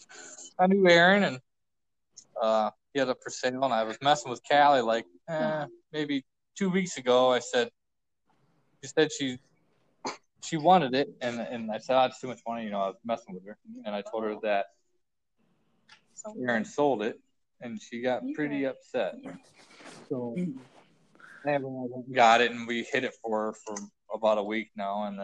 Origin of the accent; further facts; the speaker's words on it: Monroeville, Ohio, United States; From Monroeville, Ohio. Right by the point